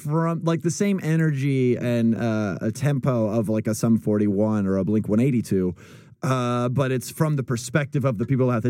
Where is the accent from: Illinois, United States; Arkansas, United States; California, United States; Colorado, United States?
California, United States; Northern; moved away as an adult; I was from Northern California, which, if you ask me, should be two different states because like we were like completely different.